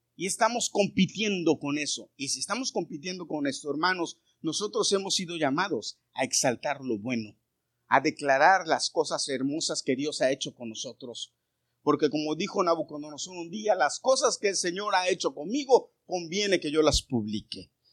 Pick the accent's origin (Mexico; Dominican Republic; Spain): Mexico; now in United States; Yo no dejé de ser mexicano, yo sigo siendo mexicano. Pero soy ciudadano americano.